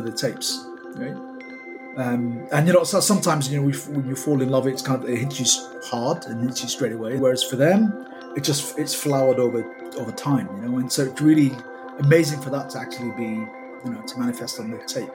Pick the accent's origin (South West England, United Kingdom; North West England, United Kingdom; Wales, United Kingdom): North West England, United Kingdom; Manchester; all the kind of memories that I had of that as a boy, and growing up in Manchester